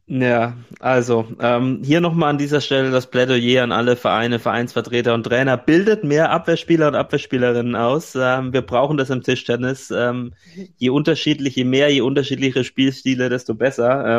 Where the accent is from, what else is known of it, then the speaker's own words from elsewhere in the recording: Franconia, Bavaria, Germany; in meiner fränkischen mhm. Heimat in Nürnberg